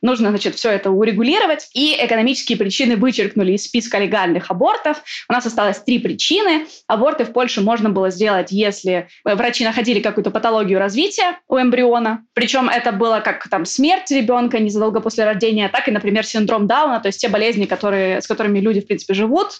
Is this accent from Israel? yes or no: no; Ukraine; moved away as an adult; now in Poland; там, где я родилась, родилась я в Украине